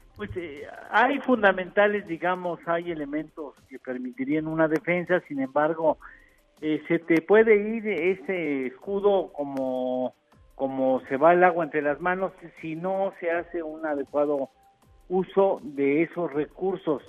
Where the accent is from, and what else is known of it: Mexico